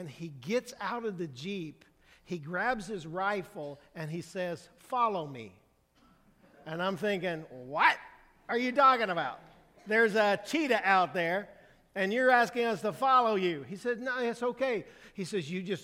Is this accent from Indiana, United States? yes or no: yes; Brazil, Indiana, United States; I'm from Indiana. I'm from a small town in Brazil, Indiana